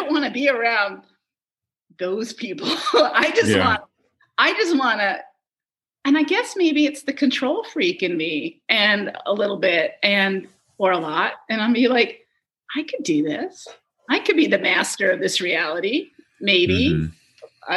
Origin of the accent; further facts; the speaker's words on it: Scarsdale, New York, United States; also born or lived in Saratoga, New York; now in Syracuse, United States; I grew up in Scarsdale, New York, and that's where we came for the summer